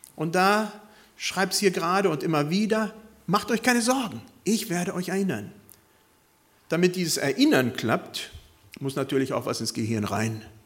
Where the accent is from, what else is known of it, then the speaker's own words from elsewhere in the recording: Bad Pyrmont, Lower Saxony, Germany; Also ich bin viele Jahre in meiner Jugend besonders in Bad Pyrmont gewesen